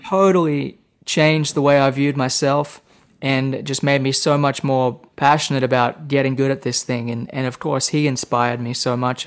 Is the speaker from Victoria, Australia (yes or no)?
no; Temagog, New South Wales, Australia; now in Nashville, United States; I grew up in Australia, the state of New South Wales, in a small town right between Sydney and Brisbane on the east coast. So the town is called Temagog